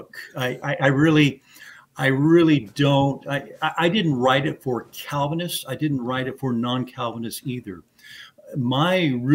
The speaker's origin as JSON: {"language": "English", "town": "San Antonio", "region": "Texas", "country": "United States", "tie": "born or raised there", "said": "I'm from San Antonio, Texas, so born and raised here"}